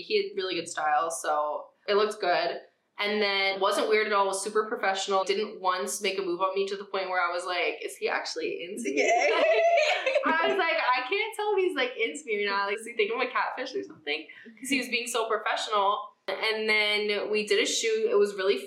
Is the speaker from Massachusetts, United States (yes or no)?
yes; Brookline, Massachusetts, United States; moved away; also born or lived in Miami; I'm from Brookline, which is, like, a little, like, suburban town outside of Boston